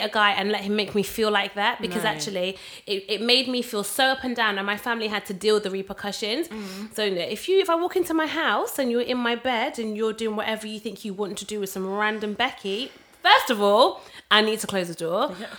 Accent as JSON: {"language": "English", "country": "Jamaica", "said": "Listen, I'm Jamaican, toiling."}